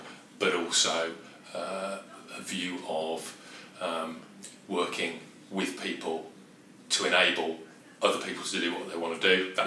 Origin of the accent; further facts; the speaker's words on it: Birmingham, West Midlands, United Kingdom; accent: Brummie; moved away as an adult; also born or lived in London; I'm a Brummie.